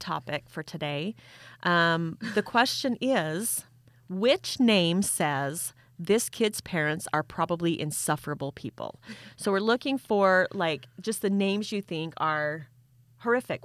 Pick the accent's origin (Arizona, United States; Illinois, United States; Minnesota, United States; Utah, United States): Utah, United States; I'm from Utah